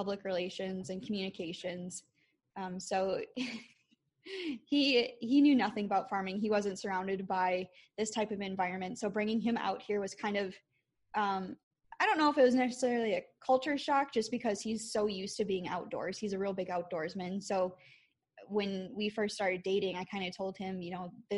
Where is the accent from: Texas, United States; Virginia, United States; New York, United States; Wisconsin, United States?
Wisconsin, United States; I am from Wisconsin.